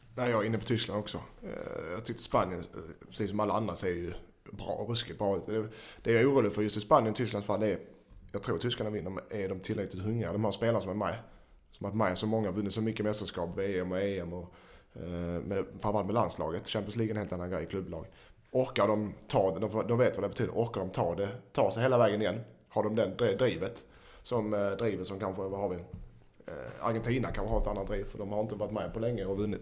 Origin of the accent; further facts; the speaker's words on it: Sweden; vi är svenskar